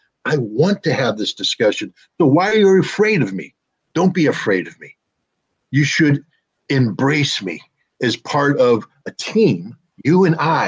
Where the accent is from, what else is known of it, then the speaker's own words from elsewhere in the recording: United States; I'm an American